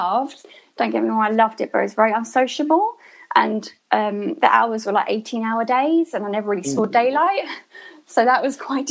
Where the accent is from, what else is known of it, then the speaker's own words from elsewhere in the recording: Hertfordshire, East of England, United Kingdom; moved away as an adult; also born or lived in Enfield, London / Bristol; now in London, United Kingdom; I was born in Enfield in London. So lived in Hertfordshire for most of my life up till my 20s.